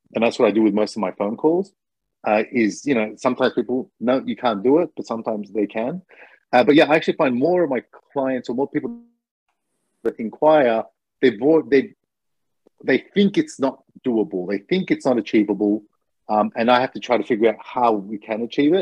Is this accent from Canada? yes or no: no; Australia; now in Japan; I'm Australian